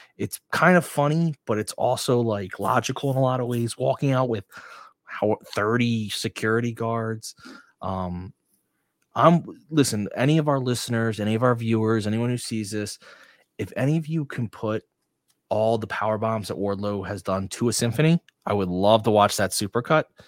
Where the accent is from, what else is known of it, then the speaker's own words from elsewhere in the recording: Blackwood, New Jersey, United States; South Jerseys from Blackwood